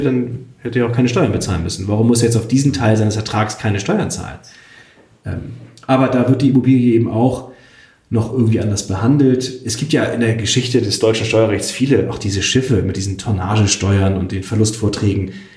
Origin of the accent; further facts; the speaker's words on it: Switzerland; ich bin ja auch Schweizer